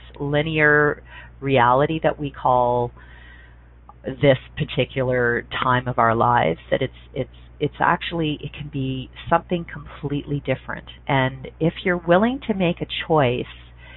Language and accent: English; Canada; I'm a Canadian.